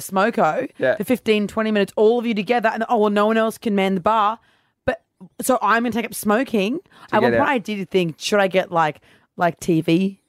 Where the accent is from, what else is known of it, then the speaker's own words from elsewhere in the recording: Brisbane, Queensland, Australia; I'm from Brisbane.